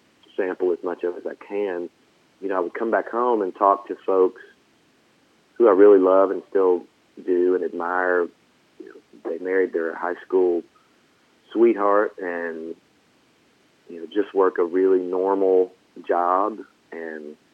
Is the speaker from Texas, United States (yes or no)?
no; Franklin, Tennessee, United States; also born or lived in Nashville, Tennessee; growing up in Franklin... and moving out there, you know, when I was a kid